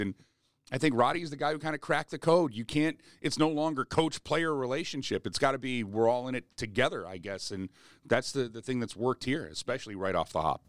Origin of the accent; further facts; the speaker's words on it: Edmonton, Alberta, Canada; moved away; also born or lived in Sylvan Lake; a Sylvan Lake guy growing up in Edmonton